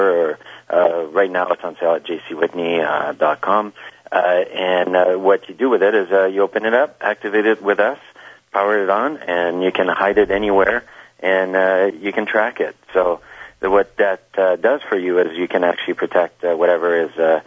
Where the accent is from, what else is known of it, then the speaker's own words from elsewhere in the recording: Canada; we come from Canada